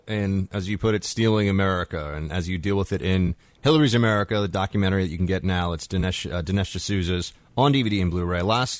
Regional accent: New York City, New York, United States; I grew up here in New York City.

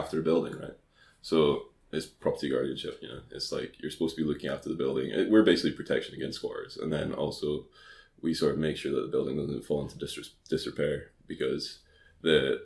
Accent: Scotland, United Kingdom; moved away as an adult; also born or lived in Dundee; now in London, United Kingdom; as a Scottish person

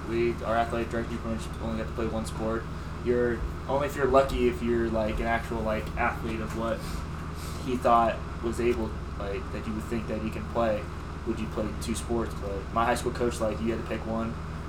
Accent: Los Angeles, California, United States; from Los Angeles, California.

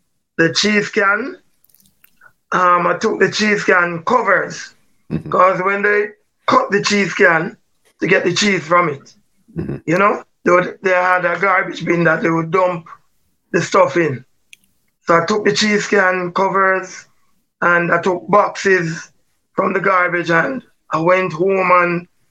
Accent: Jamaica; Barbican Road, 20 Barbican Road. And that's where I grew up till about age 11.

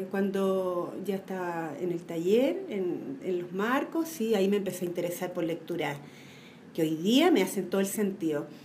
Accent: Santiago, Santiago Metropolitan Region, Chile; Nací en la Florida.

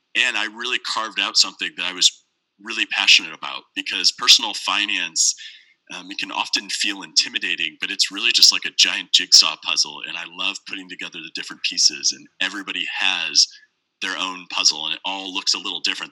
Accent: St. Louis, Missouri, United States; I was born and raised in St. Louis. I currently live here now

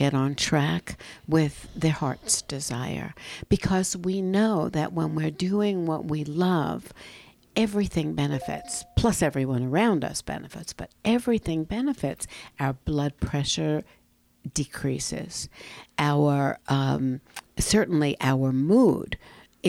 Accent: New York, United States; growing up in New York, there were a multitude of Italian

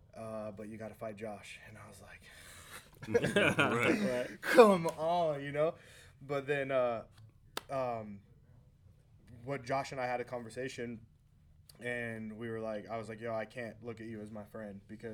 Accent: Las Vegas, Nevada, United States; in a house in my hometown

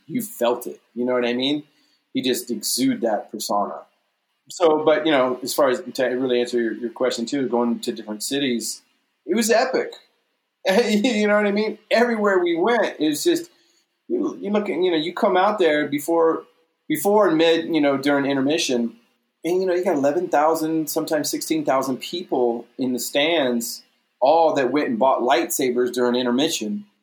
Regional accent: Kentucky, United States; moved away; also born or lived in Orlando, Florida; I was a crazy kid growing up in Kentucky.

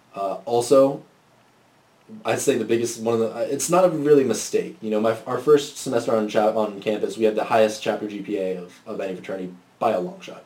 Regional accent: Orange County, California, United States; moved away as an adult; now in Austin, United States; I'm from Orange County, California

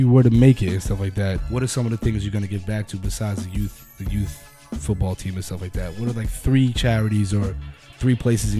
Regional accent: Englewood, New Jersey, United States; I'm from Englewood, and like Englewood is not like the best town, but it's not the worst by far by any means. Like, we got nice parts, we got bad parts, just like every other town.

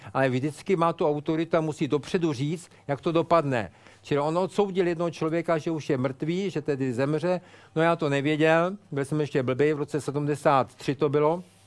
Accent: Prague, Czechia; jsem odtud, jsem z Prahy

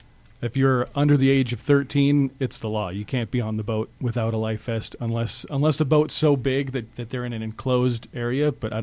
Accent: California, United States; No, yeah, I'm a transplant from Southern California, and I didn't think about it.

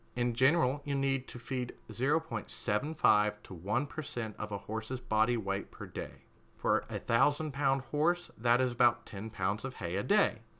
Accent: United States

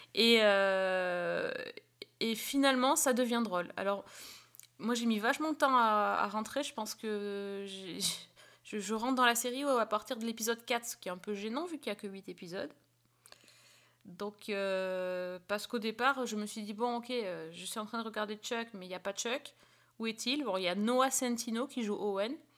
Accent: France; chez nous en France

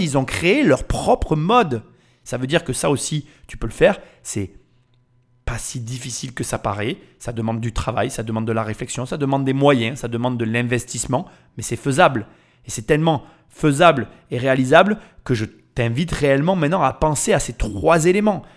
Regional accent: France

